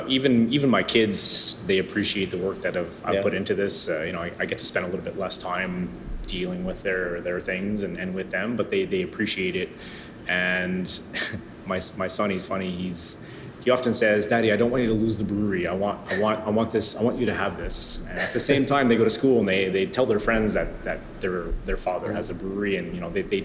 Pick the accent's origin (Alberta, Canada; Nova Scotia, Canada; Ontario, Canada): Alberta, Canada; now in Quebec, Canada; I'm from Alberta, so you know it was rock when I was growing up.